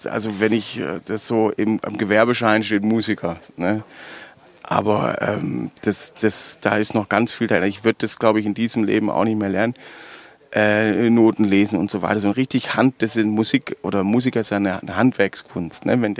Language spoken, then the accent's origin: German; Baden-Württemberg, Germany; accent: Swabian; spreche ich sofort Schwäbisch und dann sind die, dann ist auch schon alles geklärt. Ne? Du darfst bei uns in Baden-Württemberg darfst du nicht auf die Bühne gehen und Hochdeutsch sprechen.